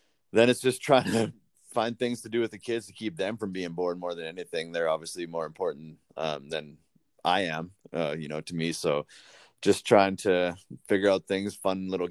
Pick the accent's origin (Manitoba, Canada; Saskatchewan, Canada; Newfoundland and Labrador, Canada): Saskatchewan, Canada; Weyburn; I love Weyburn. It's my hometown and always will be.